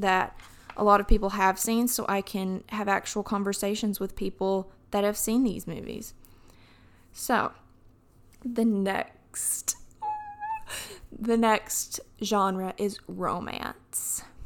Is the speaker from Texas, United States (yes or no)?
no; Alabama, United States; accent: southern; when I talk about Alabama, my accent gets a little bit thicker